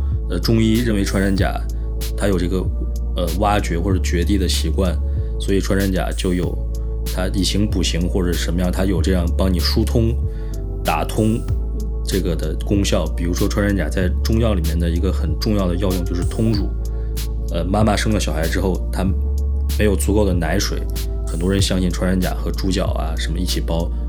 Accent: northern China, China; moved away as an adult; now in Guangzhou, China; 我是北方人，我在北方生活的过程中，我从来没有听说过有谁要吃穿山甲，或者是呃完全没有这方面的任何知识。呃，但是我已经在广州生活六年了

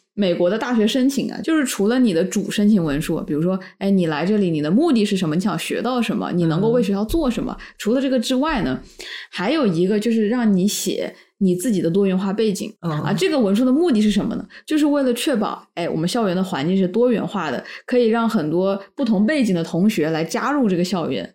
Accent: Wuhan, Hubei, China; 我是武汉人

